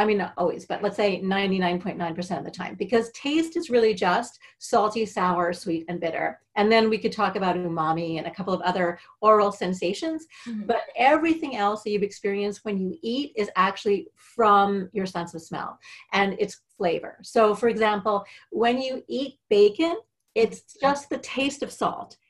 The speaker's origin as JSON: {"language": "English", "country": "Canada", "moved": "yes", "said": "I'm Canadian. I'm dual citizen now"}